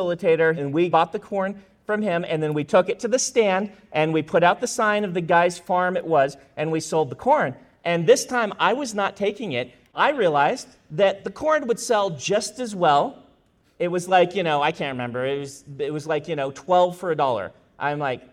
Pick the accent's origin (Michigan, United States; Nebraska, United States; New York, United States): Nebraska, United States; moved away; also born or lived in Idaho; I grew up in Nebraska